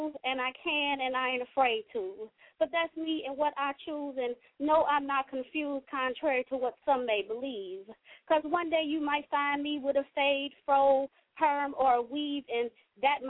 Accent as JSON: {"language": "English", "region": "Kentucky", "country": "United States", "tie": "born or raised there", "moved": "yes", "lives_now": "Cincinnati, United States", "said": "I'm calling in Cincinnati. I live in Cincinnati. I represent Cincinnati. I'm born and raised in Kentucky"}